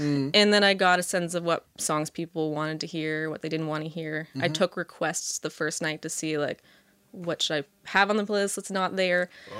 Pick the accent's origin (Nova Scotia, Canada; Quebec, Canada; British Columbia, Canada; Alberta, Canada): Nova Scotia, Canada; Halifax; Everyone there is awesome. And it's my hometown, so I love going there.